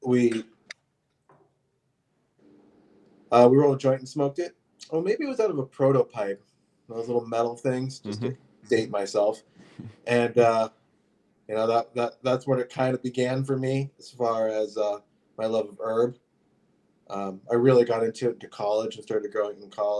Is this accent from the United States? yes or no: yes; Fairfield, Iowa, United States; also born or lived in California; now in Canada; I grew up in Fairfield, Iowa, in the southeast corner.